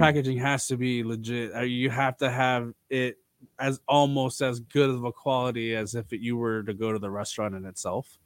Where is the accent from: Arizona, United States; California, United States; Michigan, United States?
California, United States; Los Angeles; growing up in Southern California